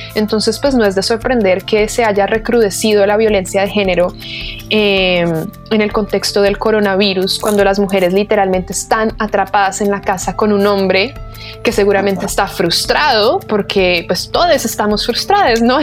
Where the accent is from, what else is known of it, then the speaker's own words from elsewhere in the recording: Bogotá, Colombia; moved away as an adult; also born or lived in England; now in Santiago, Chile; Bogotá, que es de donde yo soy, o como Santiago, que es donde estoy ahora